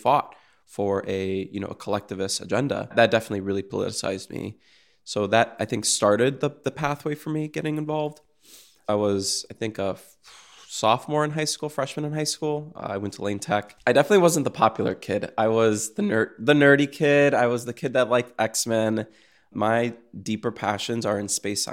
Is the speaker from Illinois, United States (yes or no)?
yes; Chicago, Illinois, United States; growing up in Logan Square at the time, I was born in 95.